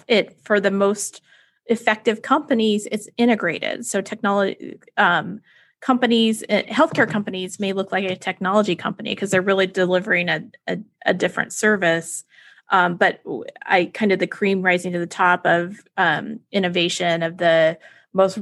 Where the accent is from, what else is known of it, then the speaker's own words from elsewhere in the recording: Texas, United States; tornado drills in Texas for me